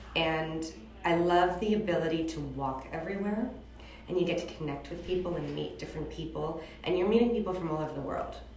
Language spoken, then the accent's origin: English; Beverly Hills, California, United States; moved away as an adult; also born or lived in New York / Los Angeles / London; I was born and raised in Beverly Hills